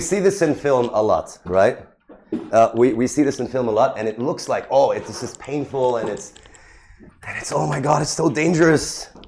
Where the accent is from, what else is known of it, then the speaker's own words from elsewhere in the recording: Sharjah, United Arab Emirates; I was born in Sharjah, right? Grew up in Sharjah.